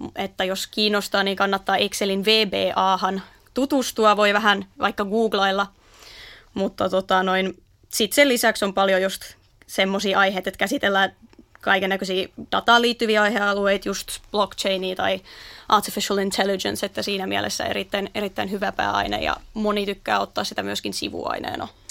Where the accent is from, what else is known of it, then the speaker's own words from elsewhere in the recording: Naantali, Southwest Finland, Finland; alun perin tuosta Naantalista aivan Turun vierestä